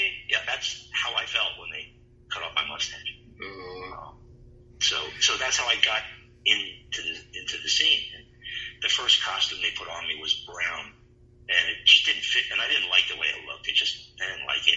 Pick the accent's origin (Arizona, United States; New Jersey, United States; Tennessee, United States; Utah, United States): New Jersey, United States; Freehold; When I was a kid, I grew up in Freehold.